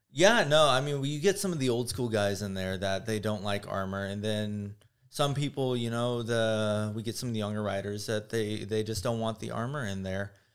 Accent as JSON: {"language": "English", "town": "Houston", "region": "Texas", "country": "United States", "tie": "born or raised there", "moved": "yes", "lives_now": "Los Angeles, United States", "said": "growing up in Houston, Texas"}